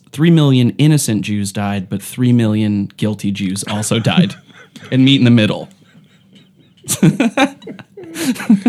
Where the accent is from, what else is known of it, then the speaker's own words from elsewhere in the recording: Euclid, Ohio, United States; growing up in Euclid